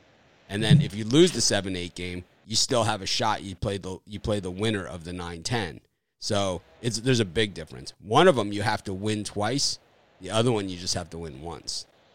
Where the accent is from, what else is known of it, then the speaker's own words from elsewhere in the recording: Miami, Florida, United States; I grew up in Miami, so we didn't have a team, but we had spring training